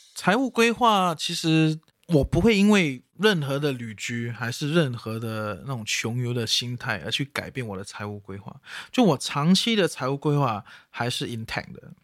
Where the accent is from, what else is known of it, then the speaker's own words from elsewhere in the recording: Singapore; 身为一个新加坡人